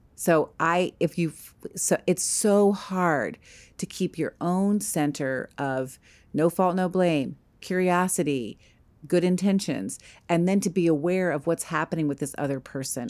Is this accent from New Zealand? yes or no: no; East Coast, United States; I grew up on the East Coast.